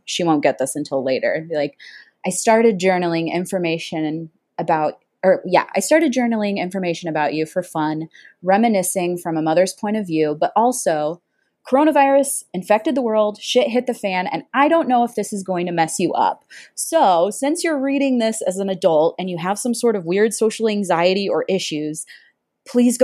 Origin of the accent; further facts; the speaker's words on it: Missouri, United States; moved away as an adult; now in Southern California, United States; I grew up in Missouri in a small little town that only has like 400 people